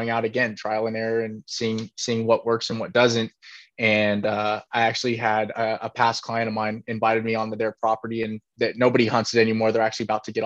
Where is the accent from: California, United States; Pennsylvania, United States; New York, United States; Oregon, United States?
California, United States; Being from California